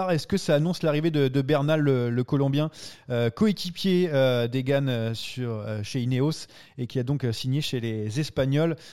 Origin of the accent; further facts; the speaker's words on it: France; accent: French; mon accent français